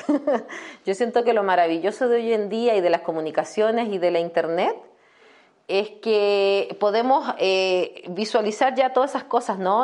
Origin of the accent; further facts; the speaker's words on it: Chile; moved away as an adult; also born or lived in Querétaro, Mexico; now in San Miguel de Allende, Mexico; yo que soy chilena leve